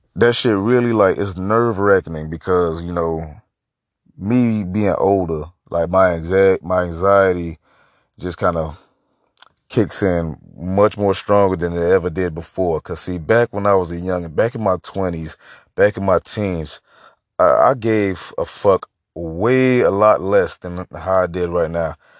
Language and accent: English; United States; I'm just so, like, disgusted with being American right now